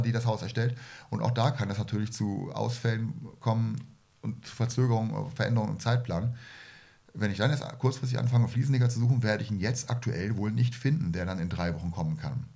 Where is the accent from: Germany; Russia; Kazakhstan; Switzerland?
Germany; ich komme aus der Nähe von Hamburg